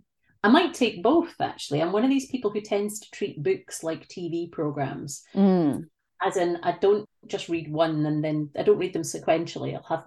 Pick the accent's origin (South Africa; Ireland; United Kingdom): United Kingdom; moved away as an adult; now in Canada